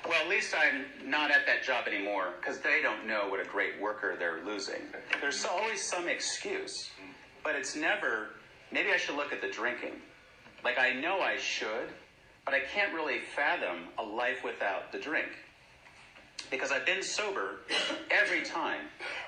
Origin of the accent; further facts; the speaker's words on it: San Francisco, California, United States; moved away; I'm from San Francisco, and I'm very grateful I was born there